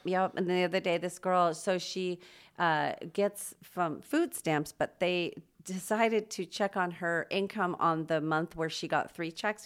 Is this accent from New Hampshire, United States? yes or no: no; Los Angeles, California, United States; moved away as an adult; also born or lived in Chicago / Wyoming / Palm Springs / San Francisco; now in Spokane, United States; I grew up mostly in Los Angeles